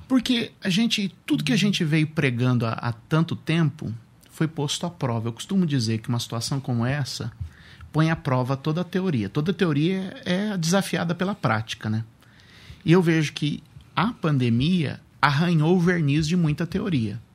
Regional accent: Suzano, São Paulo, Brazil; Sou de Suzano, sou nascido, sou terceira geração de Suzanense

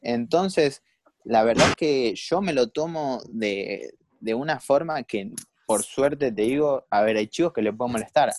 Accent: Escobar, Buenos Aires Province, Argentina; yo soy de Escobar, o sea, de la zona norte de, del Gran Buenos Aires

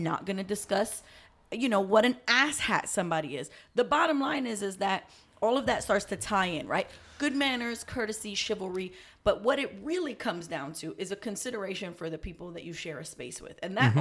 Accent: New York, United States; I'm from New York. I'm from the hood in New York

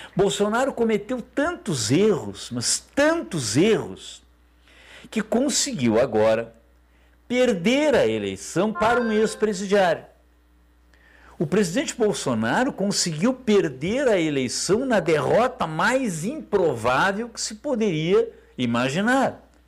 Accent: Brazil; como brasileiro

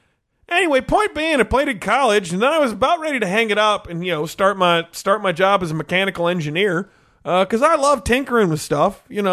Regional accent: Texas, United States; Well, I know it's more dangerous, but I grew up in Texas. I always liked the rodeo.

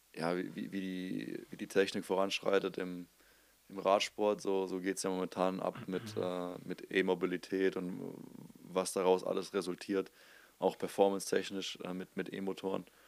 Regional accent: Germany; an unserer Nationalität. Also als Deutscher

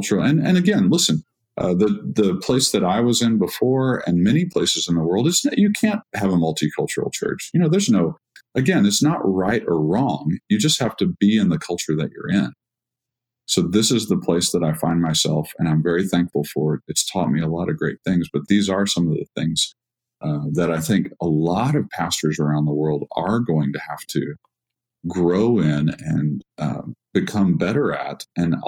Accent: Texas, United States; I'm from Texas

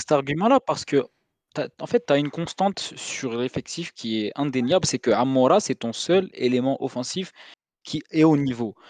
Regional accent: Algeria; on est algérien

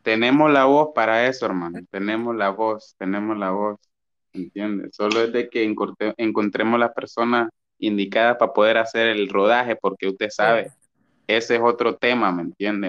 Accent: Batalla, Colón, Honduras; soy de batalla

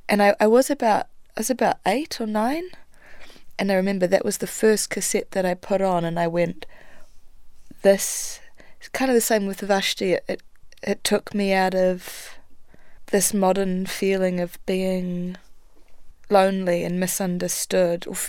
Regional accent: Dunedin, Otago, New Zealand; also born or lived in Geraldine, New Zealand / Christchurch, New Zealand / Europe; my mum and I were living in Dunedin. We were living there from about, I think, 5 till I was 11, and then my mother met my stepdad, and we moved out onto the farm in Geraldine

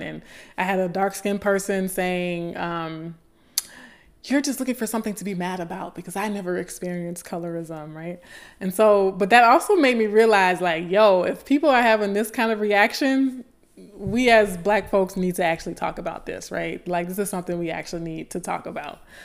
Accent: Baton Rouge, Louisiana, United States; ninth grade English in my hometown of Baton Rouge, Louisiana

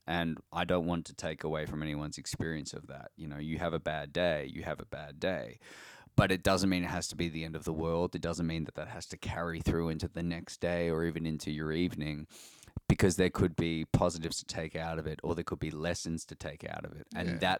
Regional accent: Australia; We're Australian too

